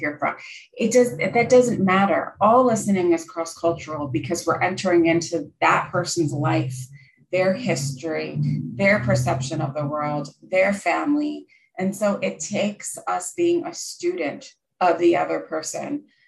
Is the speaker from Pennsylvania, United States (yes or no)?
yes; Pennsylvania, United States; I grew up in Pennsylvania in the USA. We're in the Northeast, and I lived about one hour north of Philadelphia